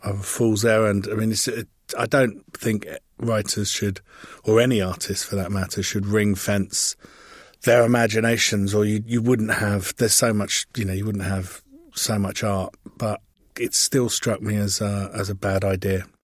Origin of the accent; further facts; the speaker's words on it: England, United Kingdom; I'm English